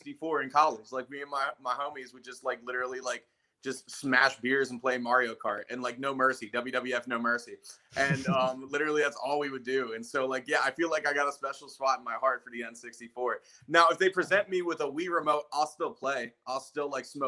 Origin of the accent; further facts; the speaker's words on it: Philadelphia, Pennsylvania, United States; now in Minnesota, United States; I'm from Philadelphia. I grew up out there.